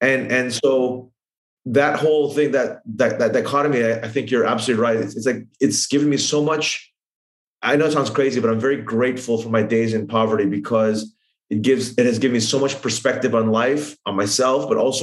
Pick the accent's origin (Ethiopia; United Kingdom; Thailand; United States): Thailand; I grew up in Thailand